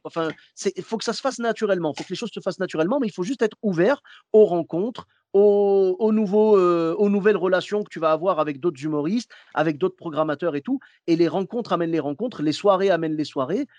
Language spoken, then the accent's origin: French; Clermont-Ferrand, Auvergne-Rhône-Alpes, France; moved away; je suis de Clermont-Ferrand à la base